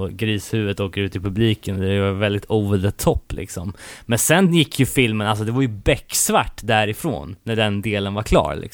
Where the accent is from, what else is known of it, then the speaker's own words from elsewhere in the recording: Örebro, Örebro County, Sweden; alltså man blir stolt som örebroare.